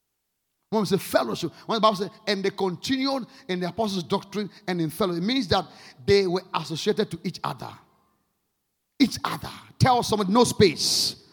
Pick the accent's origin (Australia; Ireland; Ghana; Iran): Ghana; I am more connected to the spirit. I'm Ghanaian.